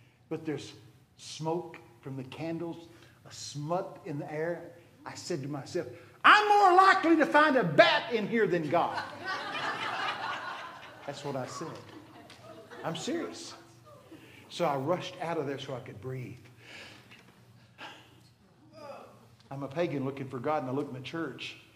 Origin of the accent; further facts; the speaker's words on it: Texas, United States; I'm from Texas.